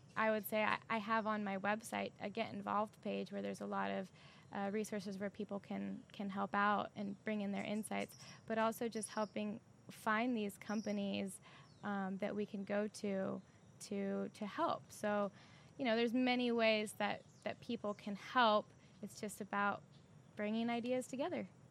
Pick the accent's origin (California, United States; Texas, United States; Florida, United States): California, United States; San Diego; also born or lived in Sacramento; I'm from San Diego